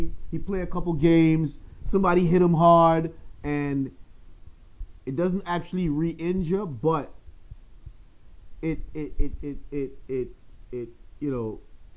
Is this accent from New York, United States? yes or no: yes; New York, United States; I'm from New York